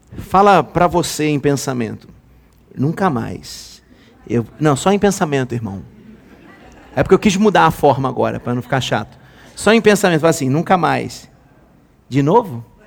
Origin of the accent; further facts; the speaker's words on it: Rio de Janeiro, Brazil; Eu nasci em 1981. Há tempo atrás. Tempo pra caramba. Nasci no Rio de Janeiro